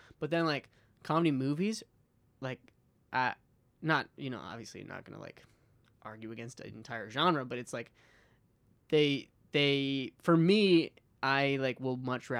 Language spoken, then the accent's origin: English; Hingham, Massachusetts, United States; also born or lived in Chicago; I'm from Hingham.